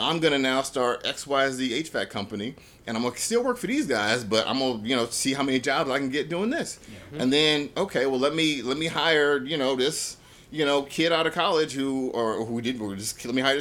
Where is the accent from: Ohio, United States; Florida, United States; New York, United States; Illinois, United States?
Illinois, United States; Chicago; I grew up in South Side of Chicago